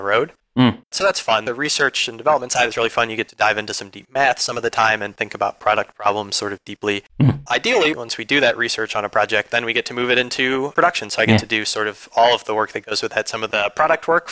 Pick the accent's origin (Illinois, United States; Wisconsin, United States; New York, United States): Illinois, United States; Chicago; I'm from Chicago